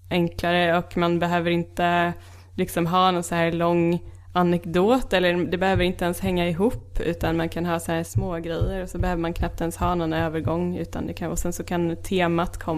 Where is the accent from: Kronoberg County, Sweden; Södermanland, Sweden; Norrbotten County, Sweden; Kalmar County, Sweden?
Kronoberg County, Sweden; Växjö; jag är från Växjö. Så att det är 18 timmar med tåg.